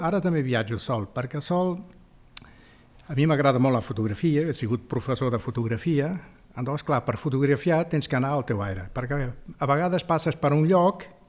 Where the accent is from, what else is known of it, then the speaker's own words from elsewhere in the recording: Spain; also born or lived in Africa; sóc espanyol